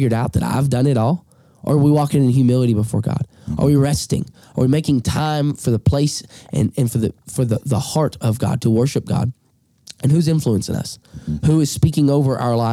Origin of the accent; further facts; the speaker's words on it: Alabama, United States; accent: drawl; moved away; I'm from Alabama